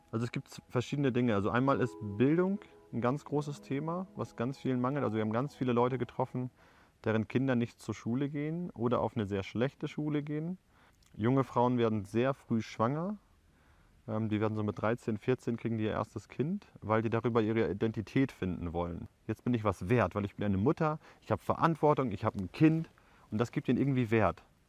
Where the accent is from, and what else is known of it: Germany; moved away as an adult; now in Paraguay